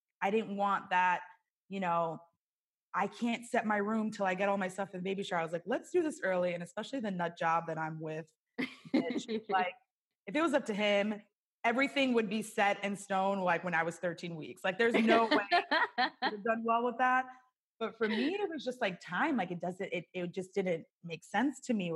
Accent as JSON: {"language": "English", "region": "New York", "country": "United States", "tie": "born or raised there", "moved": "as an adult", "lives_now": "California, United States", "said": "where we grew up in New York"}